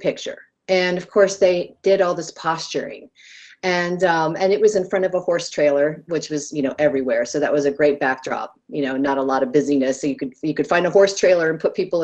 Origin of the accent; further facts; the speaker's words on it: United States; I come from America